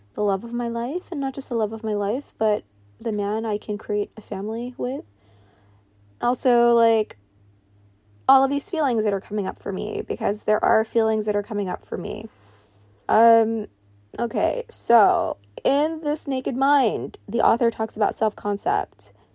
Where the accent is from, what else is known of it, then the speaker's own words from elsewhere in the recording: New York, United States; I grew up in New York